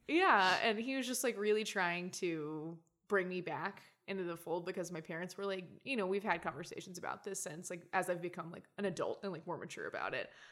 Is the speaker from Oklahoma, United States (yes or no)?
yes; Oklahoma, United States; also born or lived in Louisiana / San Antonio, Texas / Arkansas; I grew up in Oklahoma